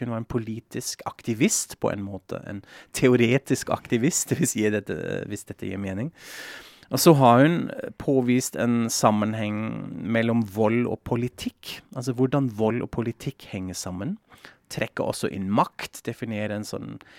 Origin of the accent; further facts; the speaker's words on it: Frankfurt am Main, Hesse, Germany; moved away; Jeg er jo fra Frankfurt am Main